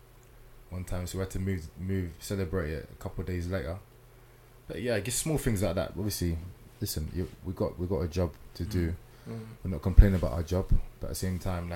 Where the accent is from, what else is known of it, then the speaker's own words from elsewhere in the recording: London, United Kingdom; I'm from Deptford